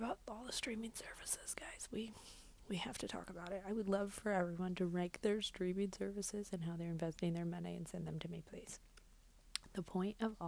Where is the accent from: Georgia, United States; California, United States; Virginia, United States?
Georgia, United States; now in New York City, United States; I'm from Georgia originally, go dogs. I live in New York City now, and I have for a few years.